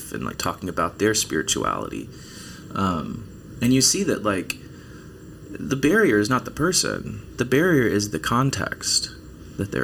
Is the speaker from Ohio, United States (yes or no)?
no; East Texas, United States; moved away as an adult; also born or lived in Belton, Texas; born and raised in East Texas